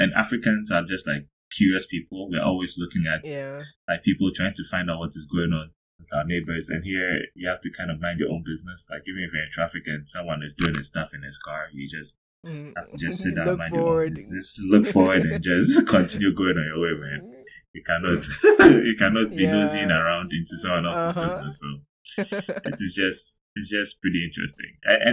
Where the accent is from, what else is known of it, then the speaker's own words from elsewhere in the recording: Accra, Greater Accra, Ghana; moved away as an adult; also born or lived in Evansville, Indiana, United States; now in San Antonio, United States; I'm from Accra, Ghana. I'm from a small nuclear family, mom, dad, and an older brother. I basically did most of my schooling in Accra, Ghana.